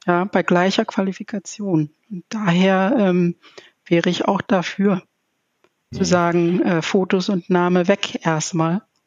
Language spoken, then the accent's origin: German; Zambia; now in Germany; ich komme aus Sambia